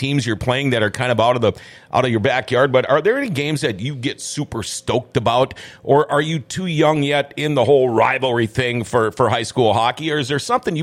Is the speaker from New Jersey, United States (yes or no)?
no; Thief River Falls, Minnesota, United States; moved away; where I come from Thief River back in the day, it was only one class